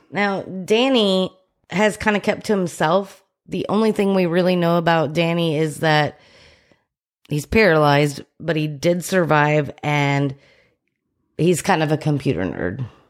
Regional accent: Plano, Texas, United States; I was from Plano

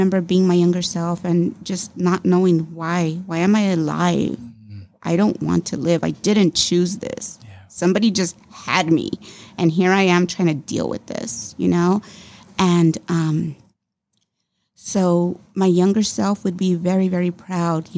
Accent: Los Angeles, California, United States; growing up in Boyle Heights and being different, and yeah, it was hard

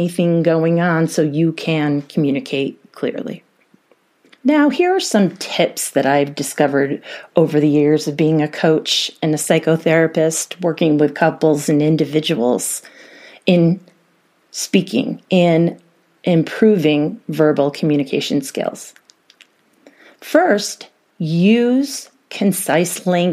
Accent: New York, United States; now in Colorado, United States; being from New York

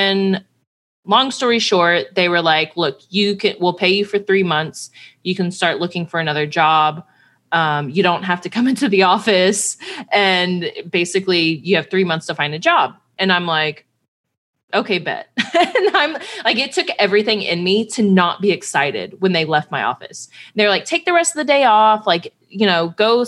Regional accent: Houston, Texas, United States; moved away; also born or lived in Cincinnati, Ohio; I'm from Houston, huge Astros fan.

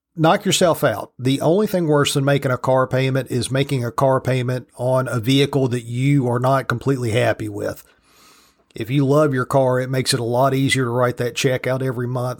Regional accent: United States; I'm an American because both my parents were citizens and I was born here

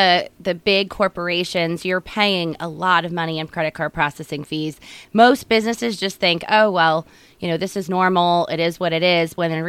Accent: Pennsylvania, United States; now in Elizabethtown, United States; I lived in Berks County for all my life. I was born and raised in Berks County, and I have three children

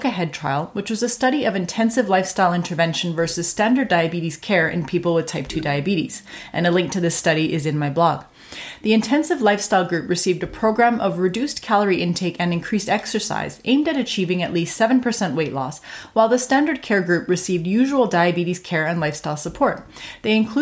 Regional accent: Canada; I'm a Canadian physician

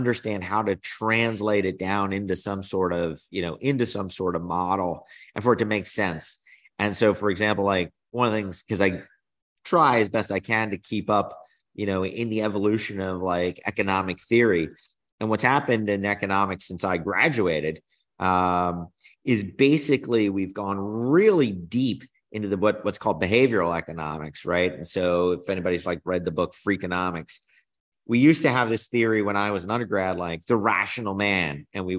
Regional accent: New Jersey, United States; also born or lived in North Carolina; so I grew up in New Jersey, North Carolina, always on the East Coast.

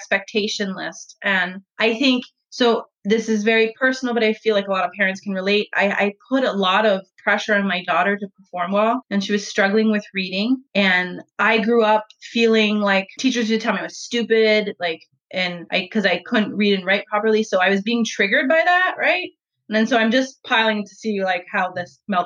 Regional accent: Canada; moved away; we're Canadian

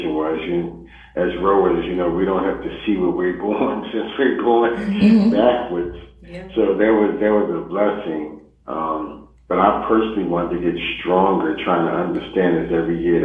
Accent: Philadelphia, Pennsylvania, United States; I'm from Philadelphia

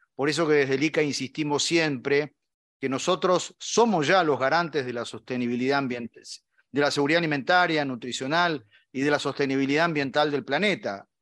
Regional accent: Argentina; como argentino

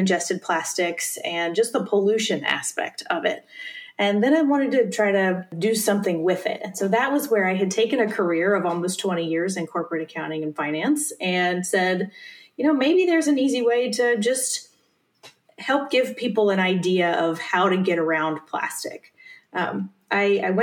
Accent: South Carolina, United States; moved away as an adult; now in Bay Area, United States; I grew up in South Carolina and moved out to the Bay Area after college

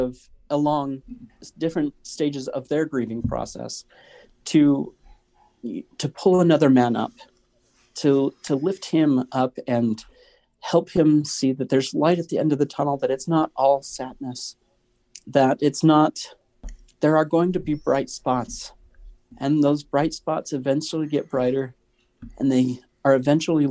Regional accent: Northern Idaho, United States; I'm totally from Northern Idaho.

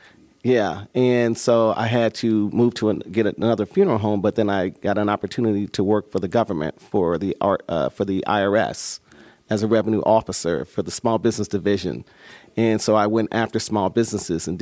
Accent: Dayton, Ohio, United States; moved away as an adult; also born or lived in Dallas, Texas / Cincinnati, Ohio; I'm born and raised in Dayton, Ohio, Jefferson Township specifically

